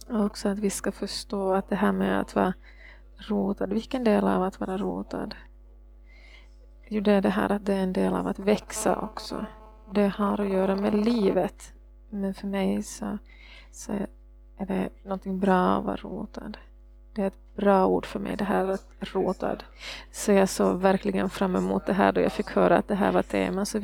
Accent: Norway; Swedish is a second language; Jag är norsk. Men jag förstår att min norska är så dålig så jag måste det på engelska istället.

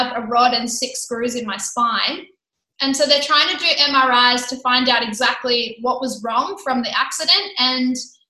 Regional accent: Sydney, New South Wales, Australia; now in Gold Coast, Australia; I come from Sydney.

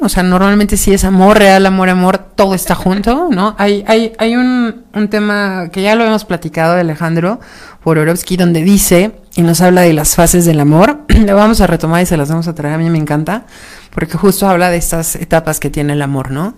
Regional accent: Mexico; Somos mexicanos

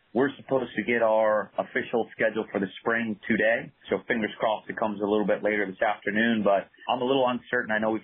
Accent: Hudson, Ohio, United States; I'm originally from Hudson, Ohio, which is just north of Akron

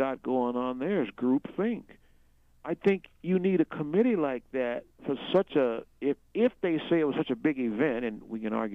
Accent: United States; as an American

